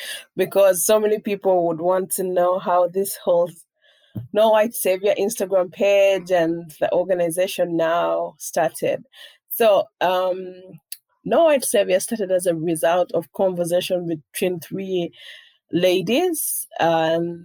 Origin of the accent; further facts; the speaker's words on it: Jinja, Uganda; now in Kampala, Uganda; my hometown.